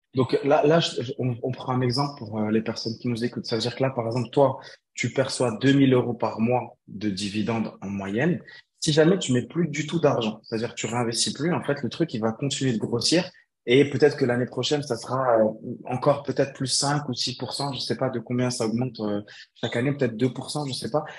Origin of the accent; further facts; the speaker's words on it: Morocco; moved away; revenir m'installer chez moi au Maroc